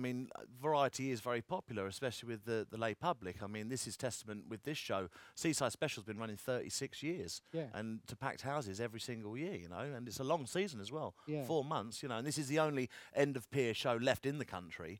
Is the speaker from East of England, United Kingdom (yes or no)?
yes; Hertfordshire, Essex, East of England, United Kingdom; also born or lived in Clacton-on-Sea, Essex; Originally, I was born and raised in Hertfordshire, which is sort of north sort of part of London, and then went to Essex when I was a little kid, and then sort of got brought up on a seaside town near Clacton-on-Sea.